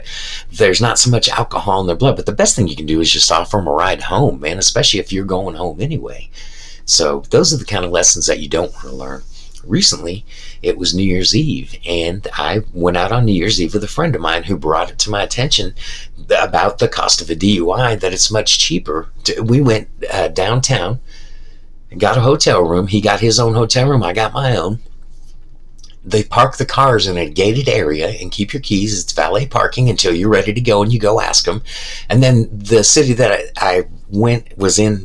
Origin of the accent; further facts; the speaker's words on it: United States; I'm an American